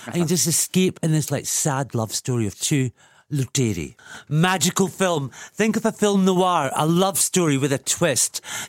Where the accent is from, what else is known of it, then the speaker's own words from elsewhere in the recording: Scotland, United Kingdom; Just because I'm Scottish